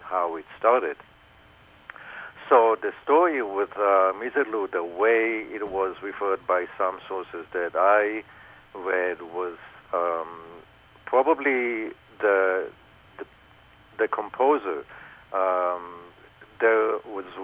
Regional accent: Israel; growing up in Israel

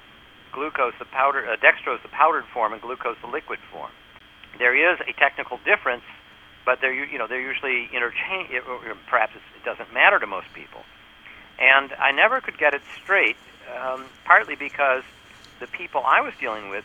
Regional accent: New York, United States; I'm from New York.

